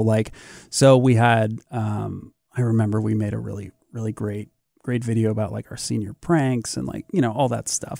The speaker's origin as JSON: {"language": "English", "town": "St. Louis", "region": "Missouri", "country": "United States", "tie": "born or raised there", "also_born_or_lived": "Columbia, Missouri", "said": "I grew up in Saint Louis, uh, a couple hours away"}